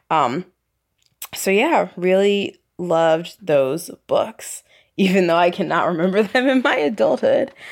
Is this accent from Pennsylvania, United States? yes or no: yes; Philadelphia, Pennsylvania, United States; from Philadelphia